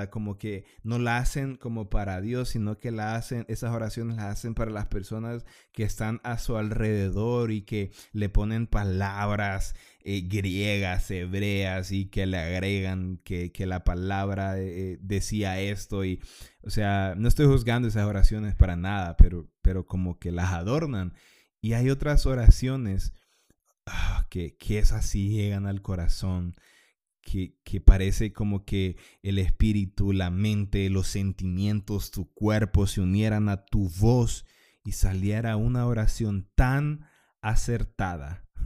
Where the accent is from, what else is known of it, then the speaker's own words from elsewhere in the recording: Honduras; para los que fueron católicos porque somos hondureños, porque sí, eh, a la mayoría de los hondureños nos llevan a misa de pequeños